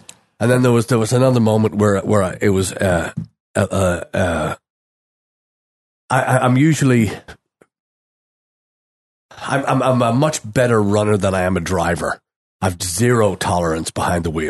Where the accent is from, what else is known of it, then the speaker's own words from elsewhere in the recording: Ireland; moved away as an adult; growing up in Ireland, we walked everywhere